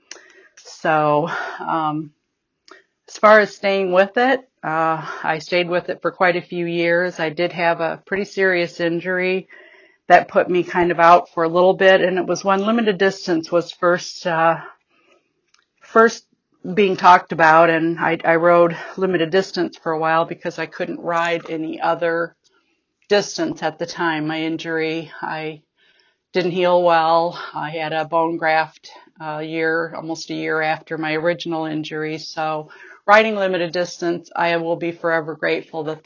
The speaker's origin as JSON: {"language": "English", "region": "Midwest", "country": "United States", "said": "I'm from the Midwest region"}